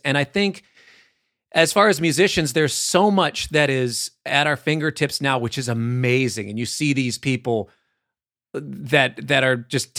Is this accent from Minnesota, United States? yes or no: yes; Minneapolis, Minnesota, United States; I feel like so much of my thing is because I'm from Minneapolis and the people that I grew up around and the way that we were taught, the way that we feel time.